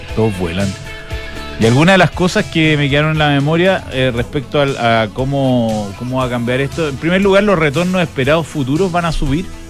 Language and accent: Spanish; Chile; cuando uno lo, dice como chileno